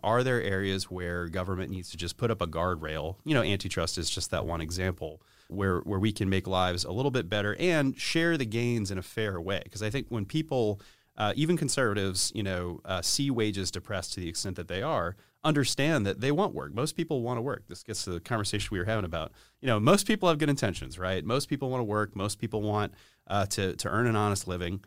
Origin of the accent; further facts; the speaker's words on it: East Cobb County, Georgia, United States; also born or lived in Sandy Springs, Georgia / Buckhead, Atlanta; I grew up in East Cobb County